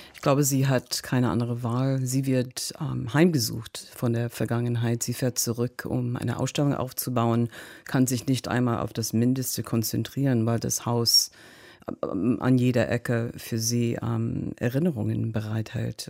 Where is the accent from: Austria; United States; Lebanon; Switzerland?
United States; German is a second language; moved away as an adult; now in Berlin, Germany; als Amerikanerin